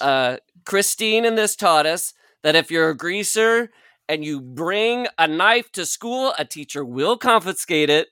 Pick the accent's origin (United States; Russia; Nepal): United States; Midwest; moved away; growing up in the Midwest